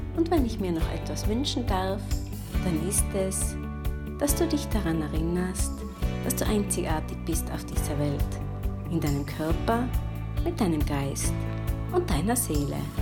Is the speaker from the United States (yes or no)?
no; Tyrol, Austria; gebe hier in meiner Heimat in der schönen Bergwelt von Tirol Kurse